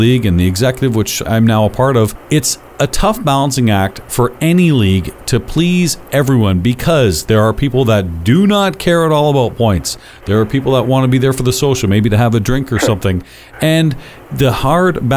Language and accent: English; London, Ontario, Canada; I'm born and raised in London, but I don't live in the city anymore.